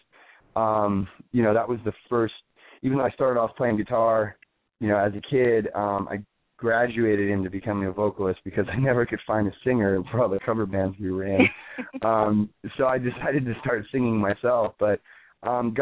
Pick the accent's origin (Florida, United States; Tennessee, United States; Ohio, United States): Florida, United States; moved away as an adult; also born or lived in New Orleans, Louisiana, United States; now in New York City, United States; We grew up in Florida. My brother and I were born in New Orleans, Louisiana.